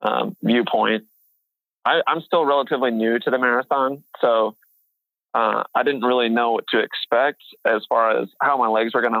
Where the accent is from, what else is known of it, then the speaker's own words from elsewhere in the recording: Boone, Iowa, United States; also born or lived in Seward, Nebraska / West Des Moines, Iowa; So I'm currently 27 years old. I was born in Seward, Nebraska, but I grew up in Boone, Iowa. I'm currently living in West Des Moines, Iowa.